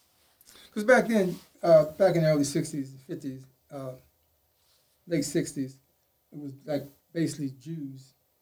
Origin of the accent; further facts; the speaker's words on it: Baltimore, Maryland, United States; also born or lived in the South; Come up in the Parkhurst area back in the 60s.